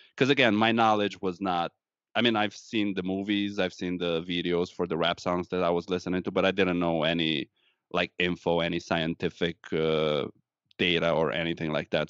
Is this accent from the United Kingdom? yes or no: no; Romania; English is a second language; moved away as an adult; now in Wisconsin, United States; I'm Romanian, born and raised in Romania, moved to the United States once I graduated college back home